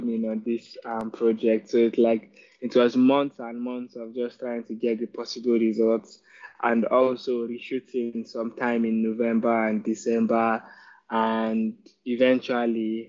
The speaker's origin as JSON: {"language": "English", "town": "Kaduna", "region": "Kaduna State", "country": "Nigeria", "tie": "born or raised there", "said": "growing up in the Kaduna"}